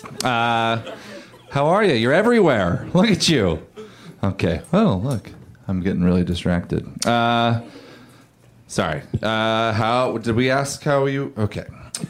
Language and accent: English; Oregon, United States; I grew up in Oregon